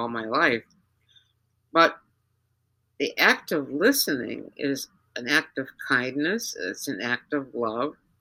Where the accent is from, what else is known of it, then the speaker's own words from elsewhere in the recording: United States; accent: Yankee; also born or lived in Georgia (implied South); now in Minnesota, United States; my Yankee accent